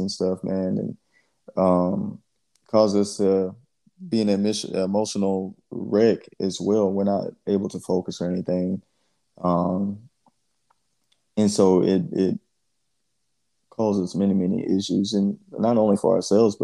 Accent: Georgia, United States; I'm just from the South and everything, man. I grew up in Georgia.

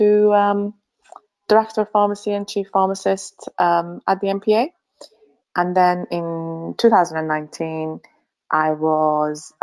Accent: Finland; moved away as an adult; also born or lived in Sweden / Newcastle, United Kingdom; now in St Albans, United Kingdom; I am originally from Finland and I studied pharmacy in Sweden at Uppsala University.

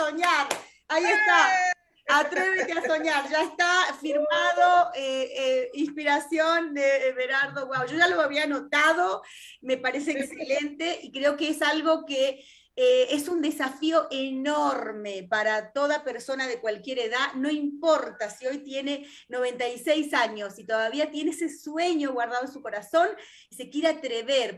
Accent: Argentina; somos argentinas, vivimos en Argentina

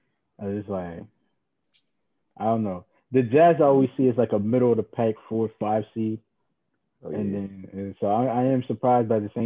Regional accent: New York City, New York, United States; I'm from Brooklyn

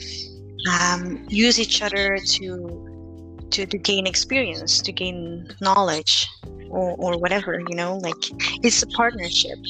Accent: Philippines; now in Belgium; we come from the Philippines, which, you know, is like a third world country.

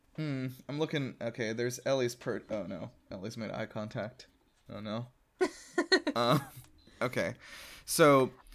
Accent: South Carolina, United States; now in Georgia, United States; I'm originally from South Carolina, which is a state next door

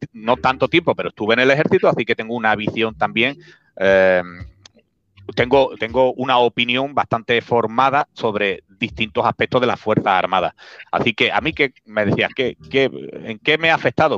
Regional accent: Spain; Spain, España, Spain.

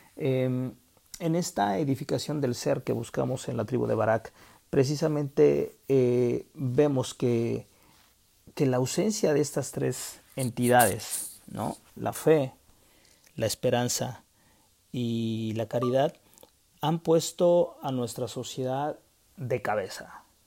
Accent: Mexico; en mi país, que es México

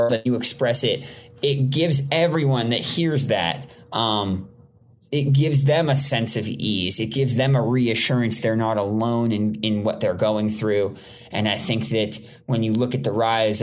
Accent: Toronto, Ontario, Canada; now in Los Angeles, United States; I grew up in Toronto, Canada. I live in Los Angeles, California.

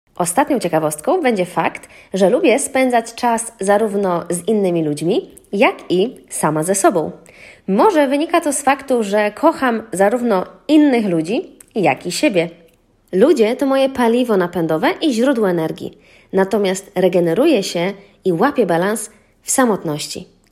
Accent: Lublin Voivodeship, Poland; now in Warsaw, Poland; Mieszkam w Warszawie, ale pochodzę z Lubelszczyzny

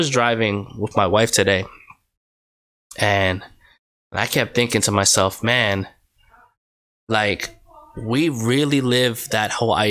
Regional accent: New York, United States; now in Connecticut, United States; Boy, I'm from New York. Mm-hmm. I moved to Connecticut. Mm-hmm. I love New York. But there's a big difference between New York and Connecticut.

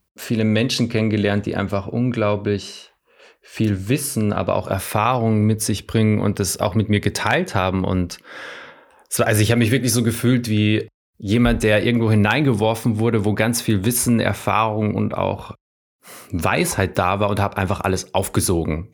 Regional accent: Salzburg, Austria; ich komme ja aus Österreich, aus Salzburg

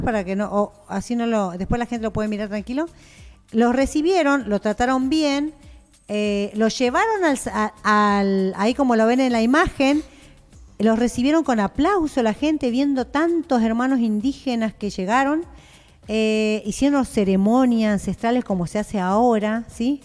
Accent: Jujuy, Argentina; Yo soy jujeña, soy quechua de la nación chicha y bien india

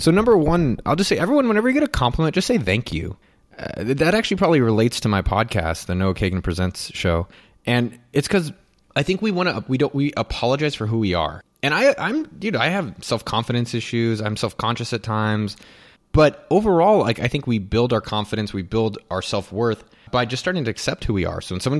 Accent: California, United States; I'm from the Bay Area, so we say hella.

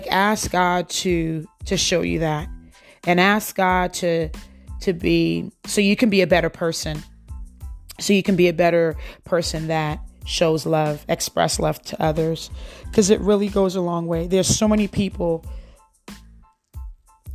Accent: United States; I grew up in the United States. I came here when I was 10 years old.

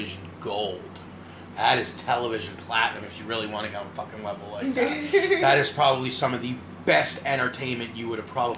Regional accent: Northern New Jersey, United States; I'm from Northern New Jersey

